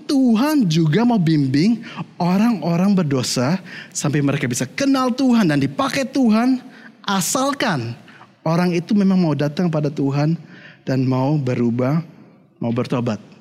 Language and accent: Indonesian; Germany; bagaimana saya besarnya di Jerman, dan saya katakan, saya dulu bertumbuhnya di keluarga yang Kristen.